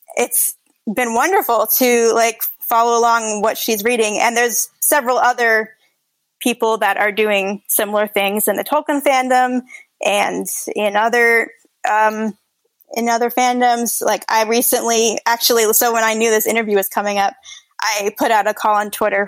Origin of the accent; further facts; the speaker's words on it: Hawaii, United States; moved away; I'm originally from Hawaii